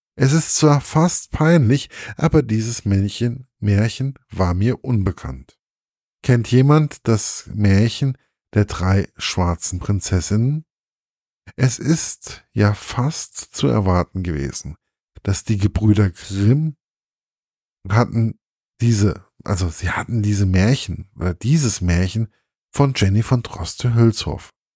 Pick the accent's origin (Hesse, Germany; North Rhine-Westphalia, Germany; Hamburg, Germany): Hesse, Germany; konnte ich als Hesse